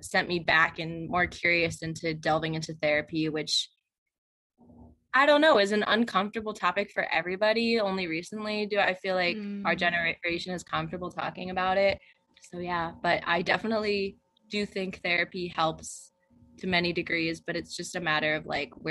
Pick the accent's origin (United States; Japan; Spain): United States; New Jersey; moved away as an adult; also born or lived in Nanchang, China / Colorado / Pennsylvania / Arizona; I grew up in New Jersey, but now I've lived in so many states